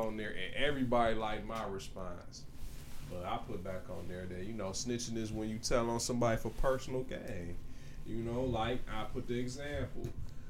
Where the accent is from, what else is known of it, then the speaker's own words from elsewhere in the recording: United States; I grew up on Chalmers.